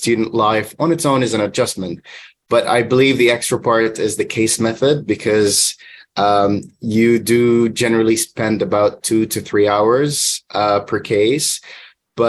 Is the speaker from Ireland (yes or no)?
no; Palestine; moved away; also born or lived in Manchester, United Kingdom / Oman; I'm originally from Palestine